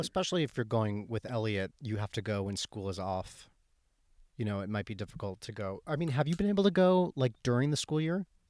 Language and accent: English; Michigan, United States; I grew up in Michigan, but I, we were in L A a lot